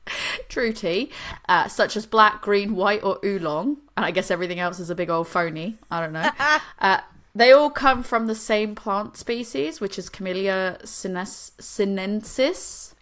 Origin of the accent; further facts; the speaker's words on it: Boston, Massachusetts, United States; now in United Kingdom; I'm from Boston